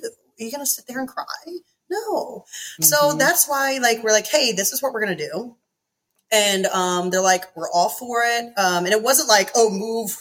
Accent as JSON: {"language": "English", "region": "East Coast", "country": "United States", "said": "I come from East Coast, not a perfect family, but middle class."}